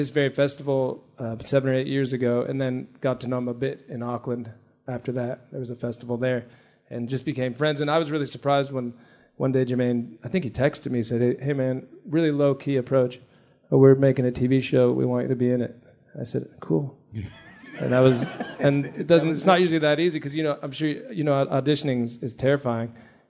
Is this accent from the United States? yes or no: yes; United States; I'm American